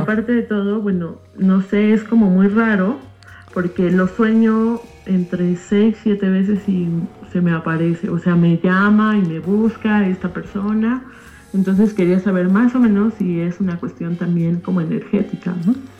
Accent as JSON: {"language": "Spanish", "region": "Mexico City", "country": "Mexico", "said": "soy de México"}